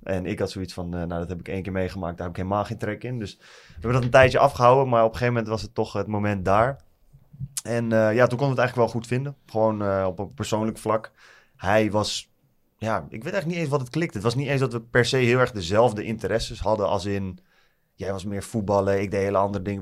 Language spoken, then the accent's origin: Dutch; Nieuwegein, Utrecht, Netherlands; Ik kom uit Utrecht, in de buurt van Nieuwegein. Eh, altijd altijd in Nieuwegein op school gezeten